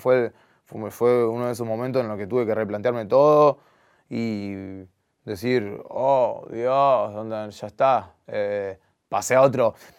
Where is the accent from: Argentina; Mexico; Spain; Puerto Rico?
Argentina; yo soy súper argentino, yo nací acá. Y ya mis papás ya me criaron con ese amor por Argentina